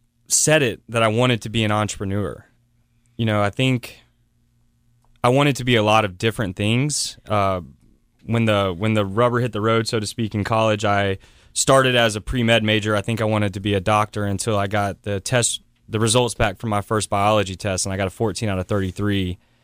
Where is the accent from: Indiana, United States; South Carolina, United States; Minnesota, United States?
South Carolina, United States; West Columbia; I was born in West Columbia, South Carolina.